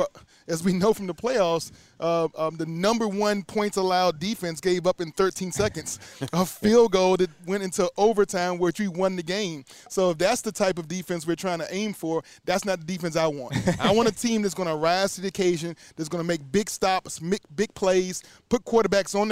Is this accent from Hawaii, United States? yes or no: no; Charlottesville, Virginia, United States; being from UVA, being from my hometown